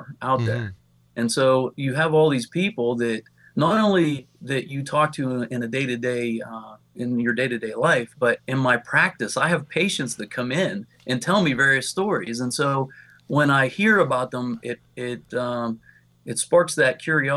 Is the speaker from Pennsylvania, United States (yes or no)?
yes; Pennsylvania, United States; I'm from Pennsylvania